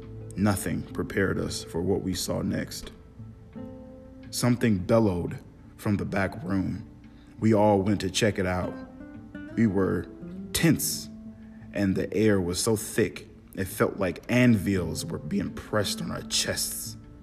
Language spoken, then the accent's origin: English; Georgia, United States; Hell, I don't know, I'm from Georgia, and this was years ago.